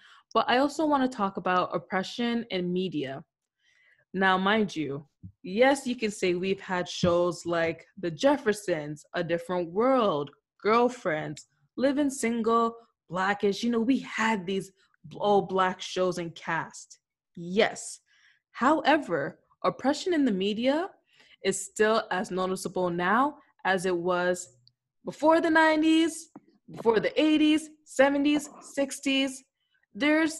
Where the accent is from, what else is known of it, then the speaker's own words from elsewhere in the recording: Canada; being Canadian